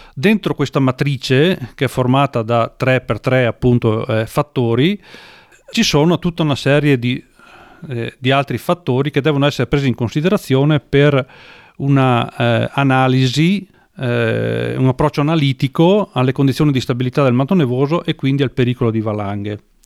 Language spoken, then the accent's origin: Italian; Falcade, Veneto, Italy; sono nato a Falcade in provincia di Belluno